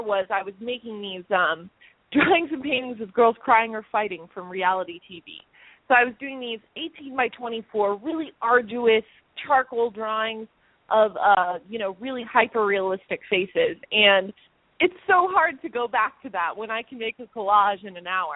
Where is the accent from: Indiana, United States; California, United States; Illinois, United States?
California, United States; Los Angeles; I'm from L.A. I'm from the Valley.